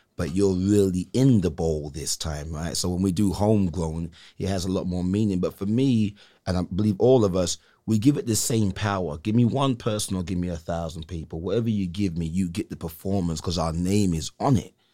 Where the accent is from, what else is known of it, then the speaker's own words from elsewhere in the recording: England, United Kingdom; now in Salinas, United States; coming up in England